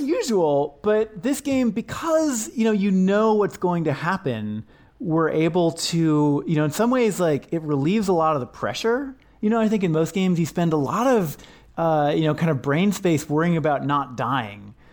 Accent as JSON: {"language": "English", "region": "Washington", "country": "United States", "tie": "born or raised there", "said": "my childhood, growing up in Washington State"}